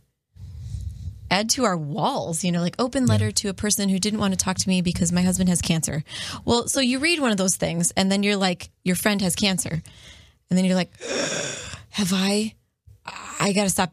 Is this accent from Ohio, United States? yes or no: yes; Perrysburg, Ohio, United States; moved away as an adult; also born or lived in Steubenville, Ohio; when we moved from Steubenville to Perrysburg, I was lonely. You know, I'm an extrovert and I grew up in this area